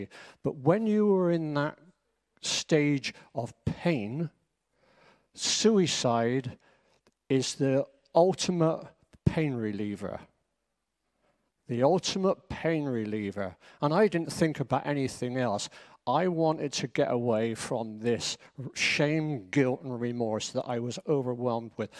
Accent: Bristol, South West England, United Kingdom; moved away; Clifton in Bristol, that's where we are from Bristol.

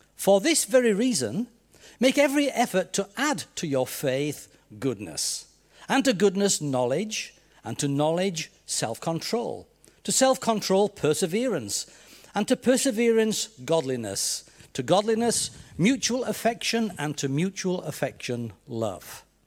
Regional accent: Yorkshire and the Humber, United Kingdom; accent: Yorkshire; this strange Yorkshireman before. So I, I hope you can tune into my accent.

